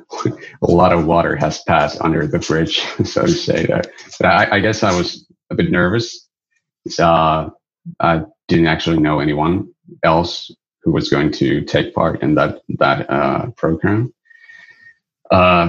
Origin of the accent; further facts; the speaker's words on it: Pello, Lapland, Finland; moved away as an adult; now in Oulu, Finland; I was born in Pello, which is a small village near the Arctic Circle on the border of Sweden. I went there for my like junior high school